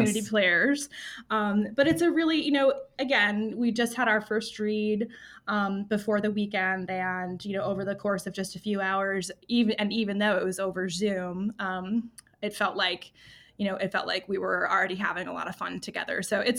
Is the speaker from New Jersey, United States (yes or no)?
no; Wisconsin, United States; also born or lived in Chicago / New York / Arizona; now in Lincoln, United States; I moved here from Arizona, but I am originally from the Midwest, so this really cold weather is not too surprising to me. you know, I'm mostly Wisconsin